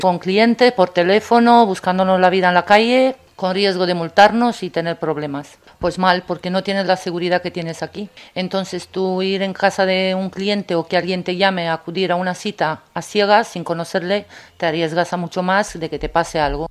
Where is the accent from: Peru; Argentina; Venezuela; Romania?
Romania; now in Spain; Yo soy de Rumanía, me he venido hace muchos años aquí